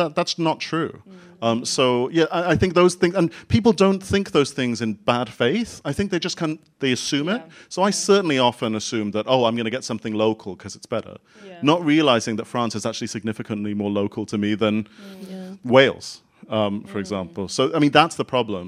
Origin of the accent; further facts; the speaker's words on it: Singapore; also born or lived in Bath / Kent / Ecuador; now in London, United Kingdom; I grew up in Singapore. But neither of my parents were from Singapore